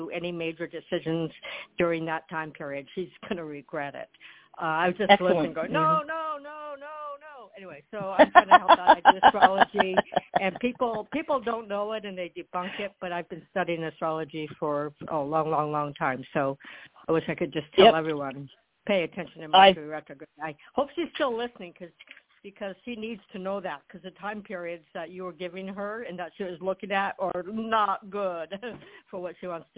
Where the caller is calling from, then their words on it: Florida, United States; Excuse me, Allison. I'm in Florida.